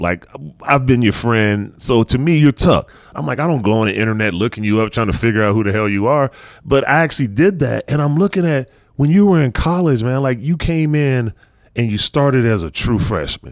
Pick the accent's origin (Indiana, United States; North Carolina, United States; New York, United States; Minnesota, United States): North Carolina, United States; me growing up in North Carolina